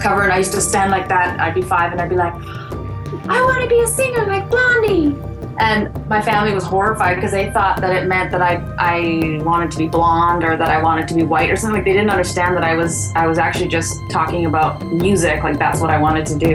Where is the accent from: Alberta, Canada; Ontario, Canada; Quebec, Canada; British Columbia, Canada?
British Columbia, Canada; West Coast; also born or lived in Sweetgrass reserve, Saskatchewan; I'm Cree, originally from Saskatchewan, although I was raised here on the West Coast. I was born on a reserve called Sweetgrass